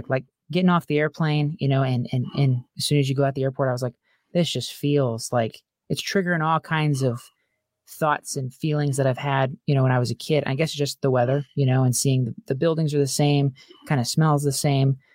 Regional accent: California, United States; born there; now in Albany, United States; I, so I was born in California. We were there for many years um, and lived all over.

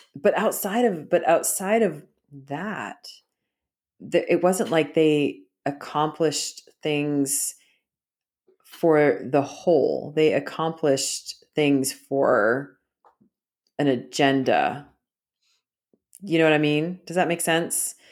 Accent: Canada; moved away; I was schooled that same way 'cause I grew up in Canada

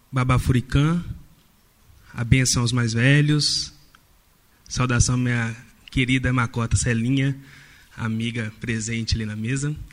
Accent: Brazil; é, enquanto brasileiros sobre a nossa reconciliação, a necessidade da nossa reconciliação com a nossa história.

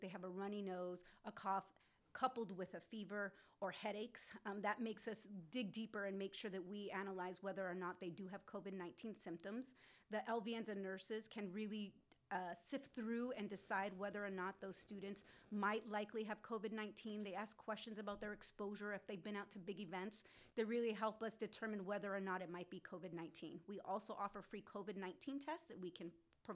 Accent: Whittier, California, United States; I was born and raised in Whittier

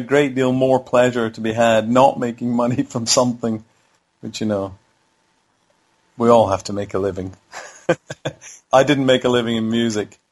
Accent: Howth, Leinster, Ireland; I grew up in Howth in Ireland

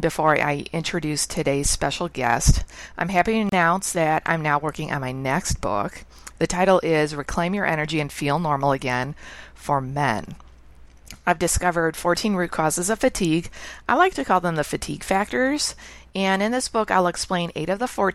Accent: Chicago, Illinois, United States; also born or lived in Ontario, Canada; now in Canada; I'm actually born and raised in Chicago, and I'm transplanted to Canada

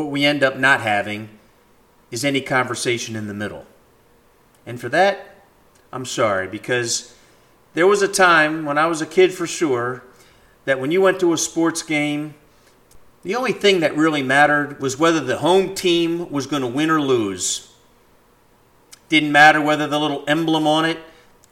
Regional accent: United States; as an American

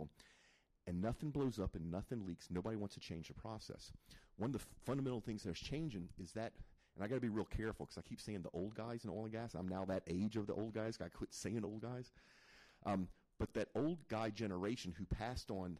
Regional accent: Zachary, Louisiana, United States; also born or lived in Mandeville, Louisiana / Metairie, Louisiana; I'm actually from Louisiana. I'm from North Louisiana, which is Baton Rouge, a little town called Zachary.

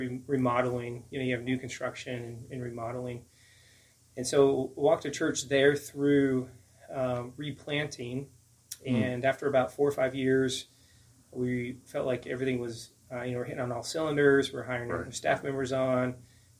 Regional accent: Omaha, Nebraska, United States; moved away as an adult; also born or lived in rural southwest Iowa; now in Fort Worth, United States; born and raised in Omaha, Nebraska

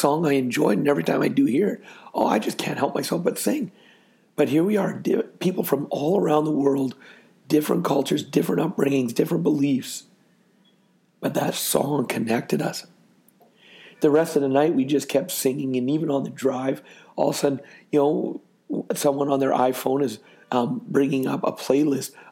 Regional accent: Canada; I'm from Canada

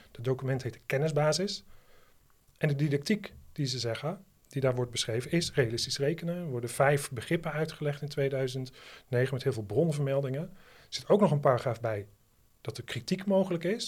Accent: Netherlands; als Nederlander

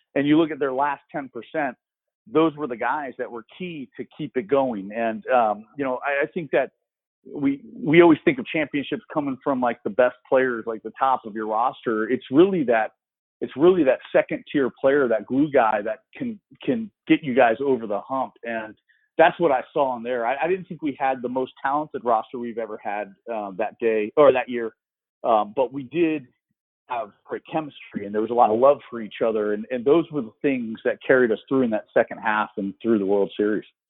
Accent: Florida, United States; being in my hometown, I, lived three miles from campus

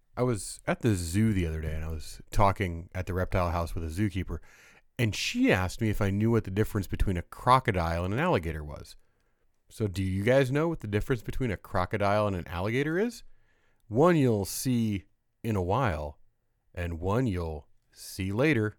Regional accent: Midwest, United States; moved away; also born or lived in California; I grew up kind of in the Midwest

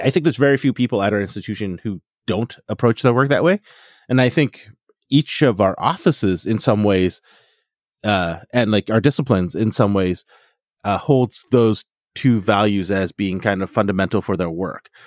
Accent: Fort McMurray, Alberta, Canada; I grew up in Fort McMurray, Alberta

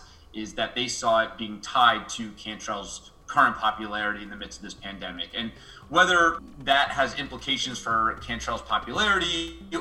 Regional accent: New York, United States; now in New Orleans, United States; I'm from New York

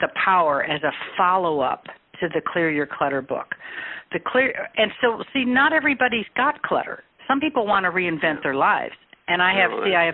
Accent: Chicago, Illinois, United States; also born or lived in Peoria, Illinois; I grew up in Chicago and then went to Bradley for 4 years in Peoria

